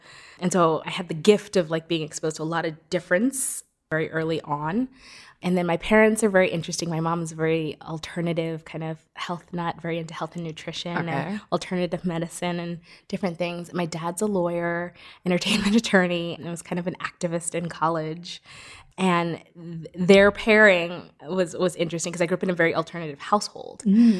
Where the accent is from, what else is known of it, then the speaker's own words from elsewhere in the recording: New York City, New York, United States; I grew up in Brooklyn. And I kind of an interesting background. Like I grew up in a Caribbean neighborhood, like a lot of different socioeconomic, you know, exposure.